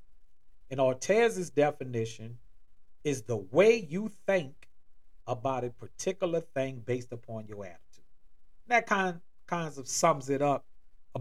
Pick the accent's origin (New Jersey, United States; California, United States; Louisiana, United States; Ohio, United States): Louisiana, United States; New Orleans; moved away as an adult; now in Atlanta, United States; I'm originally from and born in New Orleans, Louisiana